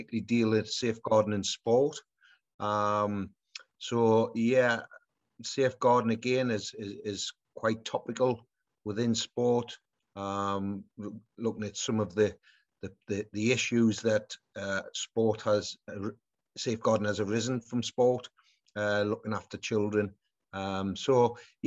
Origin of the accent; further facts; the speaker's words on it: Newcastle upon Tyne, North East England, United Kingdom; my hometown club